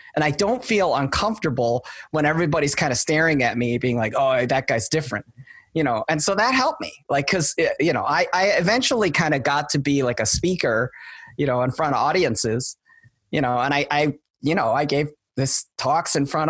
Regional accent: Wisconsin, United States; moved away; I was born in Wisconsin.

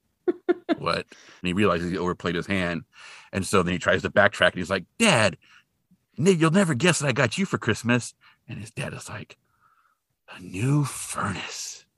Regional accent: Hanford, California, United States; I grew up in Hanford, and Hanford, California, not Hanford, Washington

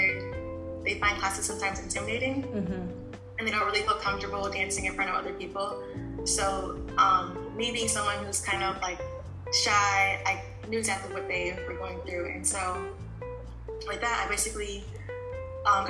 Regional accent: Orlando, Florida, United States; I am from Orlando

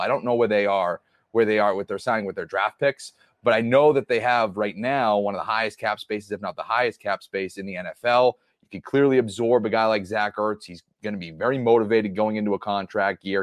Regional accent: Boston, Massachusetts, United States; I'm from Boston

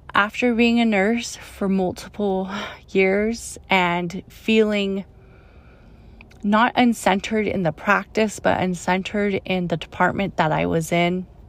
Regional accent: Oakland, California, United States; I grew up in Oakland

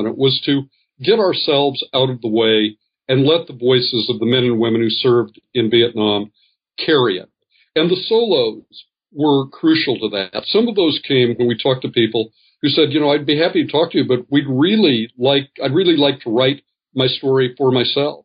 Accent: Colorado Springs, Colorado, United States; I grew up in Colorado Springs, which is a military town

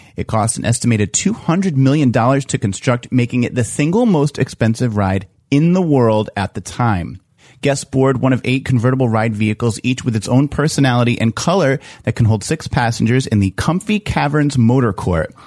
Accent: East Coast, United States; I'm from the East Coast

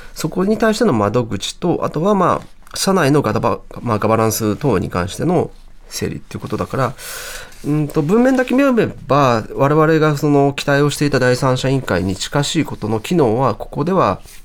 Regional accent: Hiroshima, Japan; moved away; 私も広島出身でまあ、平和公園があの僕の高校近くでした

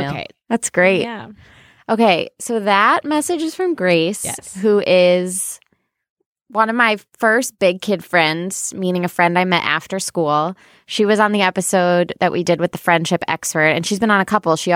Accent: Midwest, United States; we're both from the Midwest.

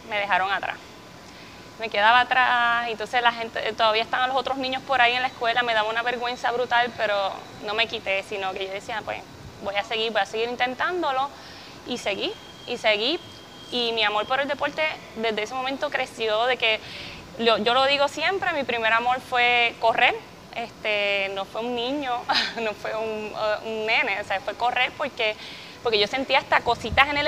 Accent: Carolina, Puerto Rico; Pues yo soy de Carolina, de Carolina, Puerto Rico.

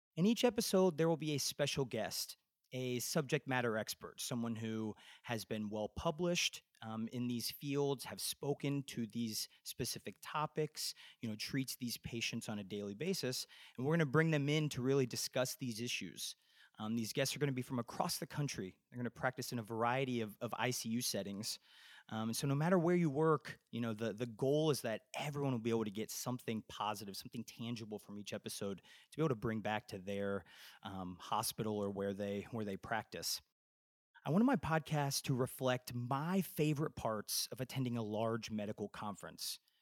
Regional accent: Indianapolis, Indiana, United States; moved away as an adult; also born or lived in Nashville, Tennessee / Atlanta, Georgia; now in Bethesda, Maryland, United States; I grew up in Indianapolis, Indiana, and went to Butler University for my pharmacy degree

